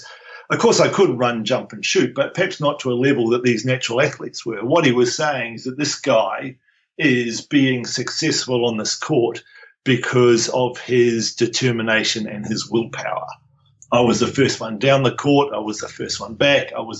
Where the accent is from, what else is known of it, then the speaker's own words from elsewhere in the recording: Nelson, New Zealand; moved away as an adult; also born or lived in Wellington, New Zealand / Dunedin, New Zealand / Taranaki, New Zealand / Fremantle, Australia; now in Brisbane, Australia; I grew up in Nelson